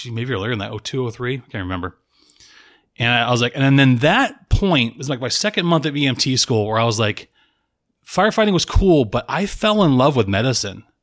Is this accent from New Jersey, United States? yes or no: no; Salem, Massachusetts, United States; born there; I was born in Salem, Massachusetts, to a single mother. She was 19.